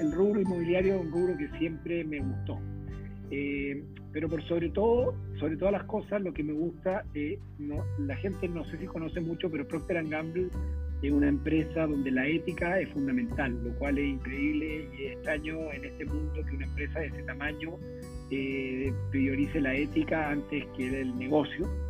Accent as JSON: {"language": "Spanish", "country": "Chile", "also_born_or_lived": "Venezuela / Brazil", "moved": "as an adult", "said": "yo soy ingeniero civil de la Chile"}